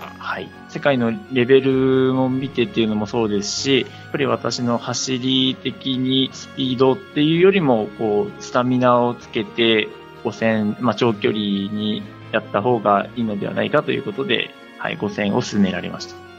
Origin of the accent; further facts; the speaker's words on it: Gunma, Japan; 地元群馬県大好きですので、群馬で競技続けたいなっていうので